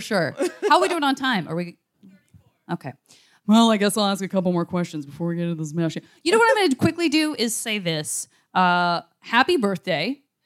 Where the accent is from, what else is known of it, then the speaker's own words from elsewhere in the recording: Arizona, United States; I'm from Arizona. I'm only from dry places